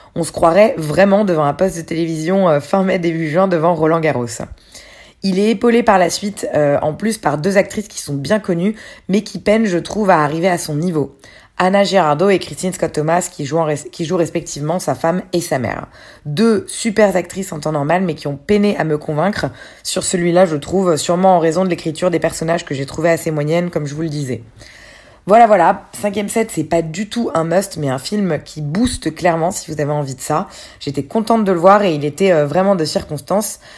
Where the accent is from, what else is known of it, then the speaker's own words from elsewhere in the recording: France; Chez nous en France